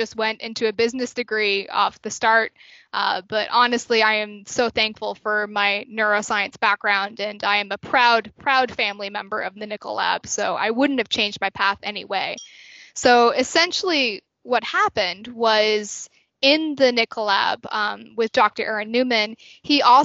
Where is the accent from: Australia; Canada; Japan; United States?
Canada; Halifax, Nova Scotia; I'm from Halifax, so Dal kind of felt like a natural choice for me